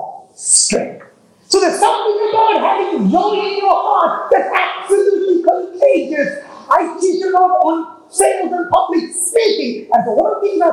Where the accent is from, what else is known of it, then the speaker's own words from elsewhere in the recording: Texas, United States; I'm from Texas